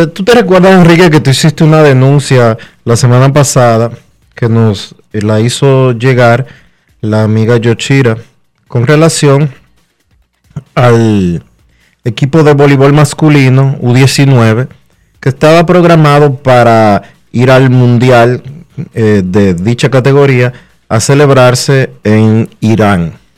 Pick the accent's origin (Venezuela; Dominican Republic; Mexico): Dominican Republic; los dominicanos somos tigres